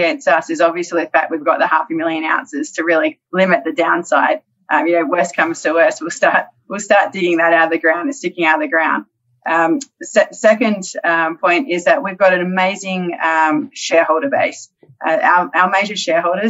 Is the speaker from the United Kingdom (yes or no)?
no; Australia; moved away; coming from Australia